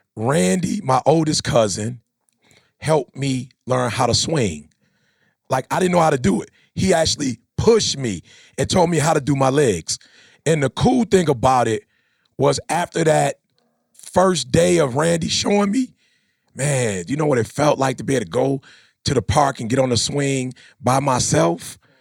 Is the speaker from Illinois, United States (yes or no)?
yes; Chicago, Illinois, United States; I'm from Chicago